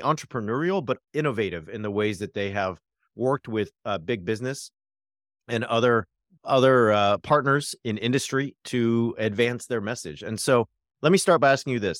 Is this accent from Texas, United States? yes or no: no; Orange County, California, United States; I grew up in Orange County